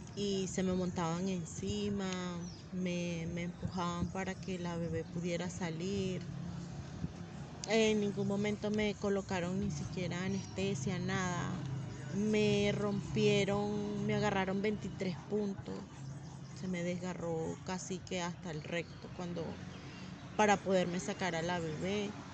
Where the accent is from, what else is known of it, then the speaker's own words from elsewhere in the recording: Venezuela; moved away as an adult; also born or lived in Bogotá, Colombia; now in Villavicencio, Colombia; el país de donde vengo, Venezuela